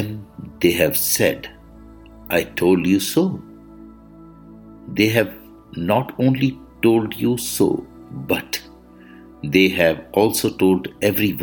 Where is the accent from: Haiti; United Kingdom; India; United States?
India; I am the Indian monk.